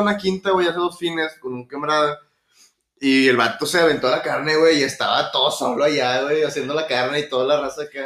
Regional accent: Monterrey, Nuevo León, Mexico; Yo creo que el único hobby como todo regio es

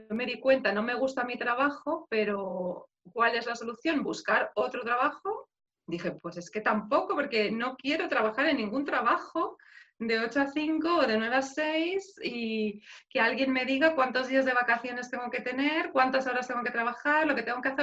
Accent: Madrid, Community of Madrid, Spain; moved away as an adult; now in Belgium; yo soy de Madrid, entonces 25 años de mi vida he vivido ahí

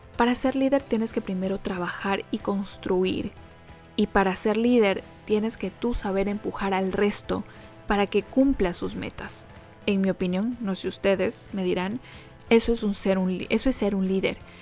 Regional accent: Ecuador; soy ecuatoriana

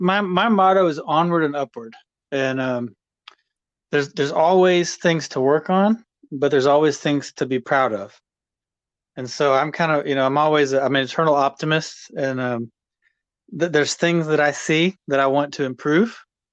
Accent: Texas, United States; also born or lived in Louisiana; I grew up in Texas and I grew up in Central Texas and there was a little creek I went to that would have one little crawfish in it every now and then.

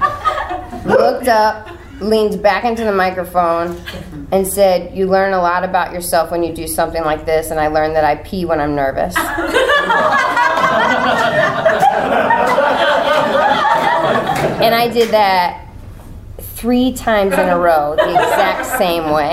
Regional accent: Richmond, Virginia, United States; also born or lived in Wilmington, North Carolina / Chicago; now in Los Angeles, United States; I'm from Richmond, but I was living in Wilmington, and that's hurricane country.

